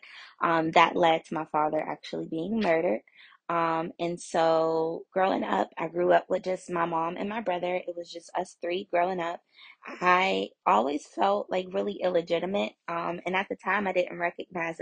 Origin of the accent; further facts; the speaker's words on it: McKeesport, Pennsylvania, United States; I grew up in McKeesport, Pennsylvania. That's where I'm originally from